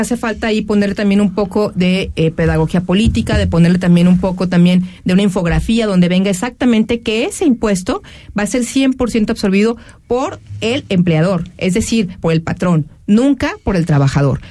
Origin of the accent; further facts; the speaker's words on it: Jalisco, Mexico; todos queremos que le vaya bien a nuestro Jalisco